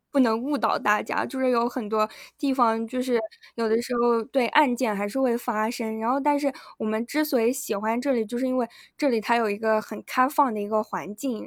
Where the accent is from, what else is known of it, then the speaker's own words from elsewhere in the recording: Yunnan, China; moved away; 我们是云南的